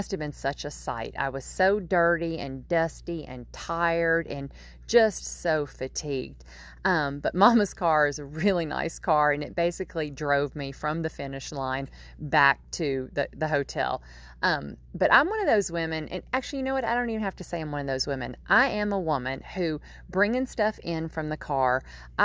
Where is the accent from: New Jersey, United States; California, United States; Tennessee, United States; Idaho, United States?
Tennessee, United States; Nashville; now in Nova Scotia, Canada; I grew up in Nashville, Tennessee, and my mama and my aunt still live there